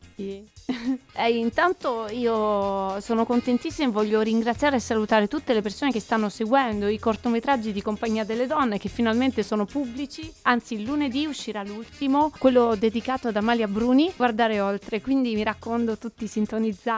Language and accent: Italian; Calabria, Italy; la Calabria, la mia terra